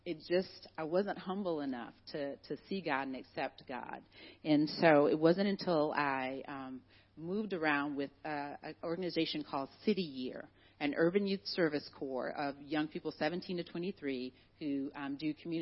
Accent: Helena, Alabama, United States; moved away as an adult; also born or lived in Mobile, Alabama / Granville, Ohio; I was born in Mobile, Alabama, but I was raised in Helena, Alabama

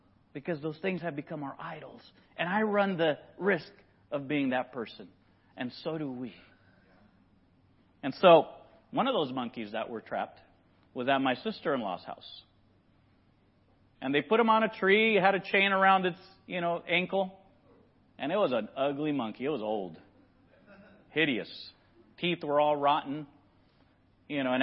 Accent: Nicaragua; moved away; I grew up in Nicaragua

